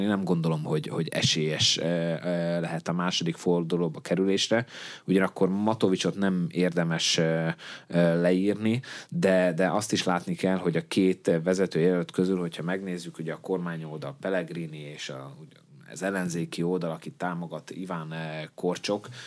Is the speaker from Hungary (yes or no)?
no; Upper Hungary, Felvidék, Slovakia; felvidéki magyarként